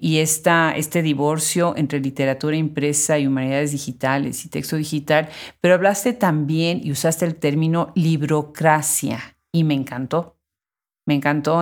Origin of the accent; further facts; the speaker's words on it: Puebla, Mexico; yo soy de Puebla